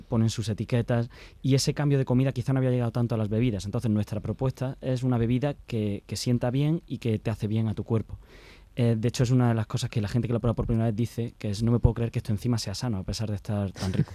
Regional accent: Granada, Andalusia, Spain; moved away as an adult; yo soy de aquí de Granada

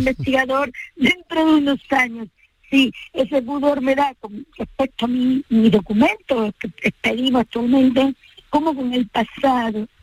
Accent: Andalusia, Spain; para los que somos de estas partes

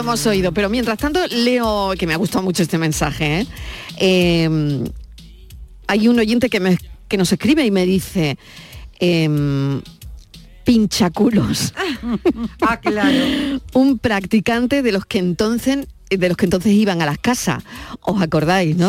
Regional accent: Málaga, Andalusia, Spain; also born or lived in Madrid; chiquitita, chiquitita y de Málaga

